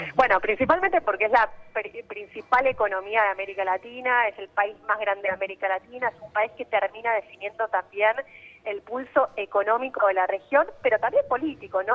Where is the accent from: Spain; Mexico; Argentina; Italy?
Argentina; Argentina acá